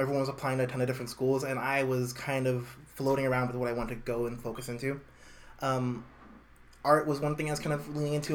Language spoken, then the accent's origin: English; New York City, New York, United States; also born or lived in Harlem, New York / South Utica, New York; now in Utica, United States; born and raised in Brooklyn